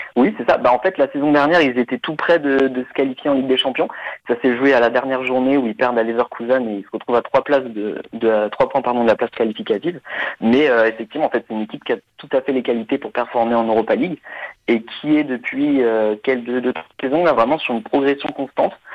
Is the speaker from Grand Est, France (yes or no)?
no; Nantes, Pays de la Loire, France; now in Germany; je suis né à Nantes et euh, d'un père français et d'une mère allemande. Donc euh, j'ai grandi un peu à, la Beaujoire